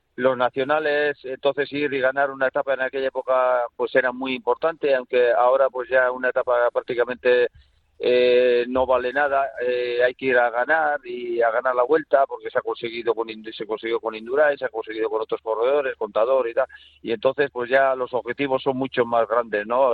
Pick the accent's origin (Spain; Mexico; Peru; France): Spain; Durango, Basque Country; cuando era chaval pues en Durango